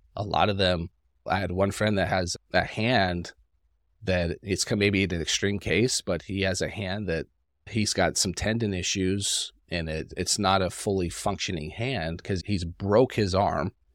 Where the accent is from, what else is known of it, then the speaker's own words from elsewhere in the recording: Salt Lake City, Utah, United States; I grew up in Salt Lake City, so it's a colder climate